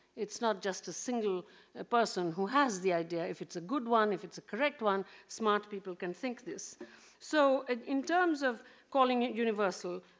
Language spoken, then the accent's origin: English; Kolkata, West Bengal, India; I'm Indian